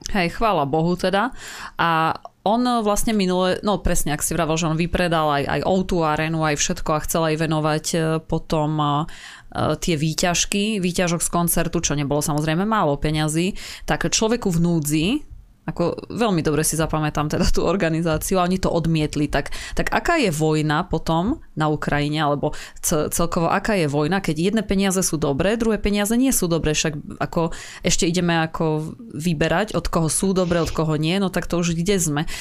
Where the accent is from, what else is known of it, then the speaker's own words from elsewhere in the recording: eastern Slovakia, Slovakia; máme nedaleko osady, hej, u nás na východe